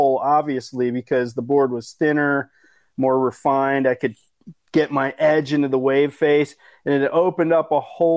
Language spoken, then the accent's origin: English; East Coast, United States; where I grew up on the East Coast